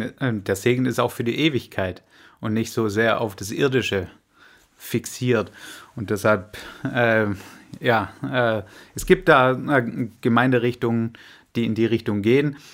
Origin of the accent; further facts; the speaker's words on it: Swabia, Germany; als Schwabe